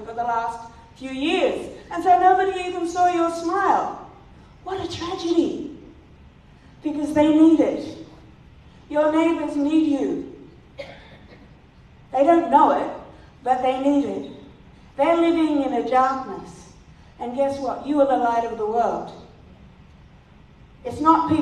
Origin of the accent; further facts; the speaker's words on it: South Australia, Australia; moved away; I'm from the west of the state where Fred and Margaret Clifton come from. They're from my hometown